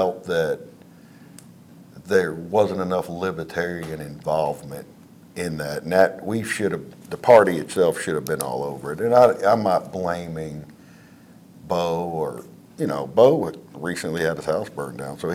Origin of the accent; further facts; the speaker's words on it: Mecklenburg County, Southside Virginia, United States; also born or lived in Montana; I was raised in Mecklenburg County, Southside Virginia, my whole life